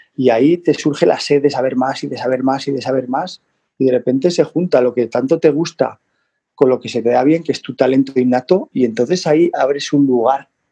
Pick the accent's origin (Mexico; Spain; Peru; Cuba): Spain; the Pyrenees; yo soy del Pirineo